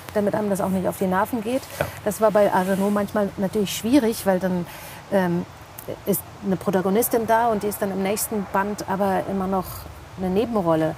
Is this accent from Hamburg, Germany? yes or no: no; Bielefeld, North Rhine-Westphalia, Germany; ich bin quasi im Obdachlosenheim aufgewachsen